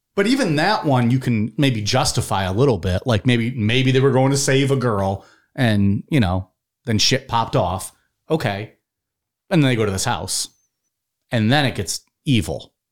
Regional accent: United States; I'm American

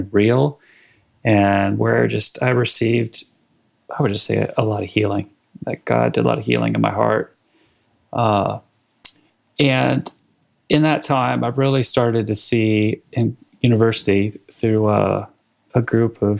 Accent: Sacramento, California, United States; moved away as an adult; also born or lived in Washington, D.C.; now in Bentonville, United States; I grew up in Northern California in Sacramento

